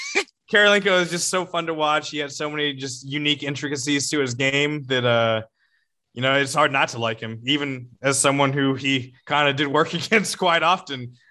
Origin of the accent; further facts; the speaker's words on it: Houston, Texas, United States; growing up in Houston